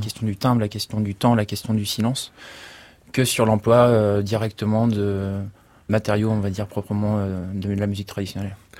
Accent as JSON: {"language": "French", "region": "Niigata", "country": "Japan", "tie": "born or raised there", "also_born_or_lived": "Paris, France", "moved": "yes", "said": "ma ville natale, à Niigatashi"}